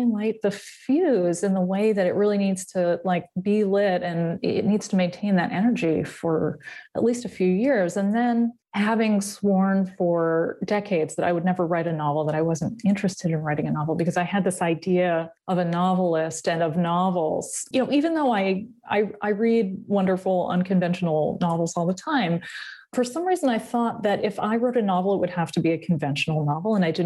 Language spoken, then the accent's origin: English; Massachusetts, United States; moved away as an adult; I was born in Massachusetts and I grew up there, and I left when I was 23.